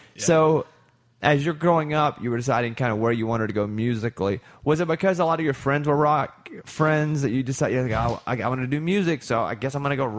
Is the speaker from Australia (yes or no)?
no; Arkansas, United States; moved away; also born or lived in Texas; I'm from Arkansas, but I lived a long time in Texas, and I loved like Austin to me as home too.